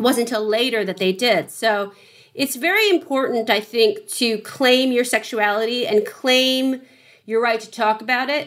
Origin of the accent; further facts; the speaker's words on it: San Francisco, California, United States; moved away; I came from San Francisco